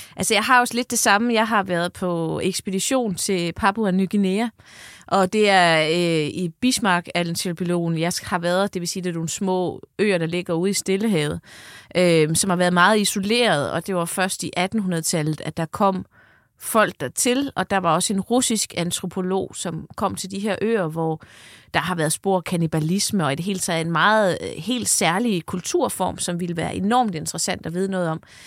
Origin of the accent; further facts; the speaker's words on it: North Funen, Southern Denmark, Denmark; jeg er faktisk fra Nordfyn